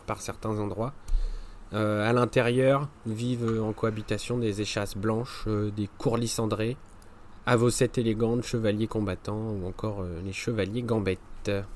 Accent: France; par chez nous en France

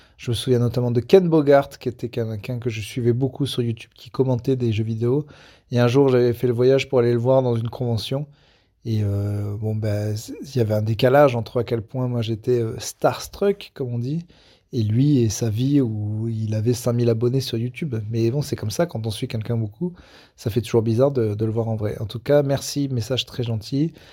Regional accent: France; quand on est français et un gros con, et je vérifie, oui, je suis les deux

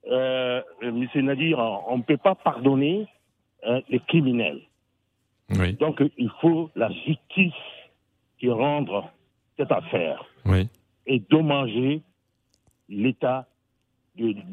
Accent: Mali; En tant que Malien

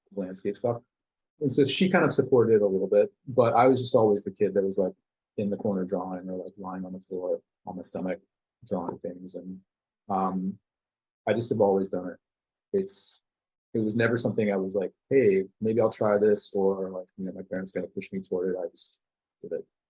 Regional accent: Denton, Texas, United States; I grew up in a town called Denton, north of Dallas

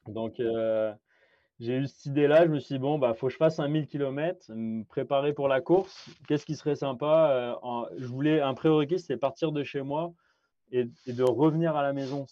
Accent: France; moved away as an adult; now in Quebec, Canada; je suis d'origine de, France

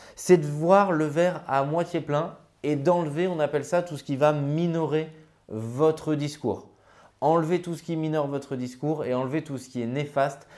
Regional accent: Grenoble, Auvergne-Rhône-Alpes, France; je suis originaire de Grenoble

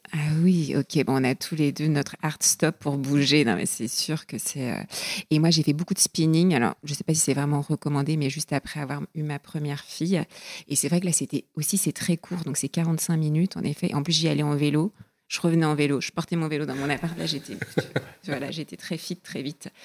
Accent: southern Finistère, Brittany, France; j'ai grandi dans le Finistère Sud, près de, la, mer, dans un port de pêche

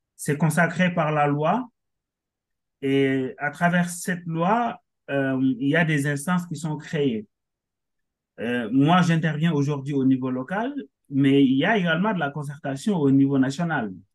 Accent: Senegal; moved away as an adult; also born or lived in Dakar; now in France; je suis sénégalais, hein, euh, naturalisé français dernièrement. Mm-hmm. je suis arrivé en France en 2016 dans le cadre de mes études.

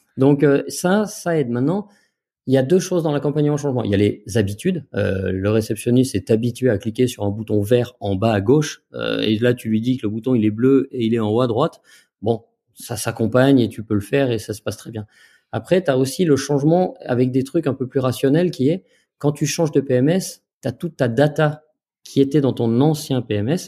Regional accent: Jura, Bourgogne-Franche-Comté, France; en tant que jurassien euh, et franc-comtois fier de l'être

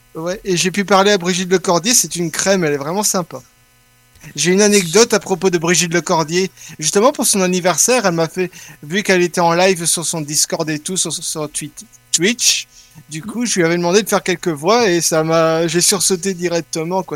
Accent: Belgium; je suis belge, oui, mais je suis italien

